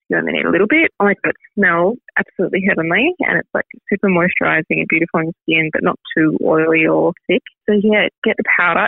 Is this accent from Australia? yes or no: yes; Melbourne, Victoria, Australia; also born or lived in Germany; I grew up in Melbourne and finished school and went to uni straight away